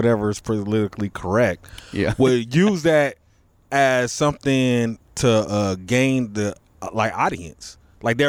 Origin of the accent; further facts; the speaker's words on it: Los Angeles, California, United States; I'm born and raised in South Central.